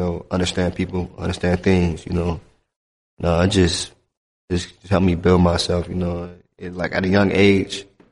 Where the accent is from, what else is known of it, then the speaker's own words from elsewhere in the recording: Miami, Florida, United States; growing up in Miami, it's a lot of talent everywhere.